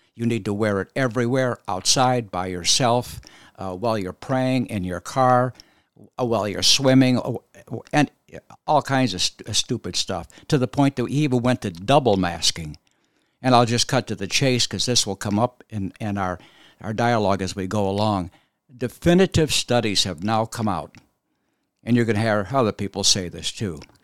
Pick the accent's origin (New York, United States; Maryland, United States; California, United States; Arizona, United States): Arizona, United States; moved away as an adult; also born or lived in Boston / Philadelphia; I grew up in Arizona.